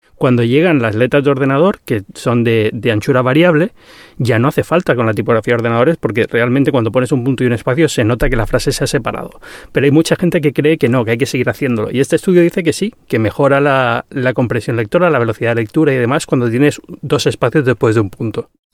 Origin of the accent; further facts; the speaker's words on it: Canary Islands, Spain; soy canario